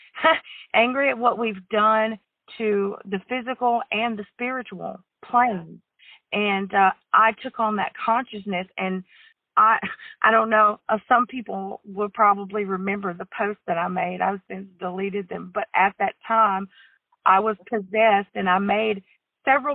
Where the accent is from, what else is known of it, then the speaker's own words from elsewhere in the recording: the South, United States; growing up in the South